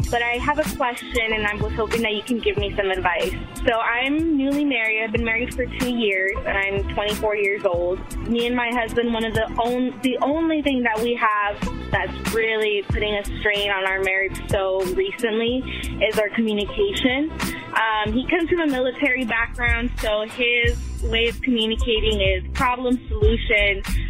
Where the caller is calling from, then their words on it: Los Angeles, California, United States; I'm 24 years old, and I'm calling from Los Angeles, California.